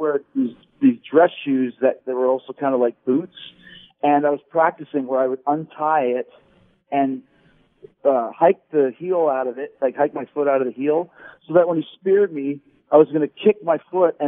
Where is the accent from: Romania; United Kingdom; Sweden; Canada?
Canada; Winnipeg, Manitoba; I grew up in Winnipeg, so in Canada